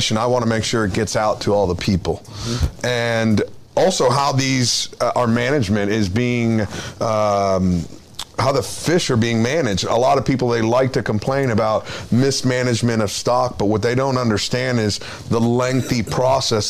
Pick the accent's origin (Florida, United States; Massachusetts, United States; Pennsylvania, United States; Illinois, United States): Florida, United States; I grew up in Florida